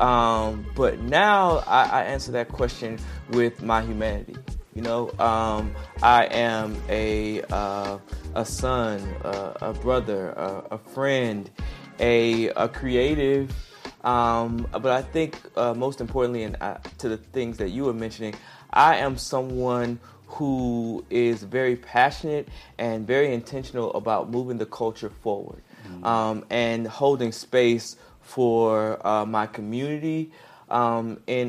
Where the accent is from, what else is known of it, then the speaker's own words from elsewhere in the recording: South Carolina, United States; also born or lived in Charlotte, North Carolina / Atlanta, Georgia / New York; now in Los Angeles, United States; I'm from South Carolina originally. And I'm a small town boy. I mean, we grew up in the city with one stoplight